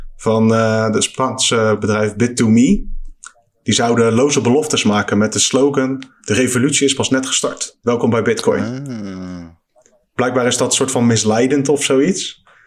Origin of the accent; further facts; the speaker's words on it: Netherlands; als Nederlander